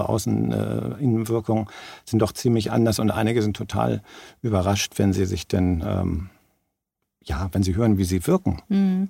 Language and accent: German; Germany; bei uns in Deutschland